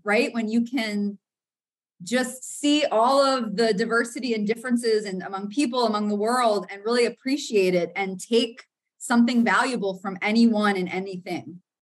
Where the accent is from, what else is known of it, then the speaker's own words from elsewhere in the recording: Florida, United States; I grew up in the South in Florida, but in a very white, predominantly Christian southern suburb.